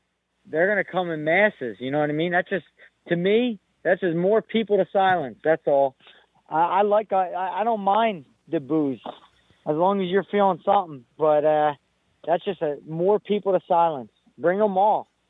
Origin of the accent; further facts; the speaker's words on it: United States; I'm Irish. I'm Puerto Rican, but the fact remains, I'm from America